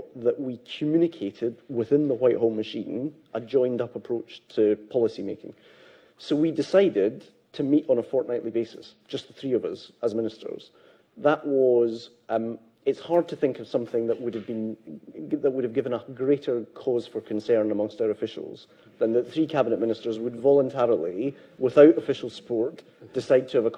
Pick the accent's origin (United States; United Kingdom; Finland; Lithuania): United Kingdom; Renfrewshire, Scotland; Growing up in the Scottish manse that I grew up in Renfrewshire